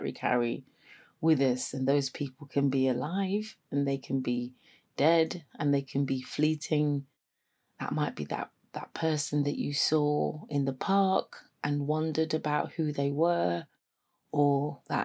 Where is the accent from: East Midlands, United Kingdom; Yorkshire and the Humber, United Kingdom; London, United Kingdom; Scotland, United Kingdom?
London, United Kingdom; moved away as an adult; now in Sheffield, United Kingdom; I am from London. I came up to Sheffield to go to uni and never went back